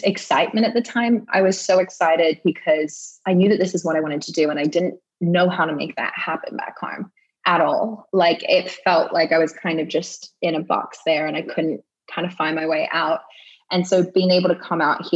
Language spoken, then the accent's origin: English; Australia; moved away as an adult; now in West Hollywood, United States; the longest amount of time I've spent in Australia since I left when I was 18